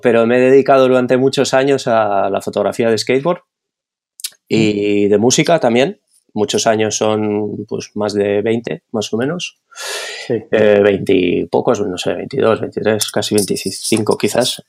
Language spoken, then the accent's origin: Spanish; Barcelona, Catalonia, Spain; also born or lived in Madrid / Netherlands / London; soy de Barcelona, nacido aquí, he vivido la mayor parte de mi vida aquí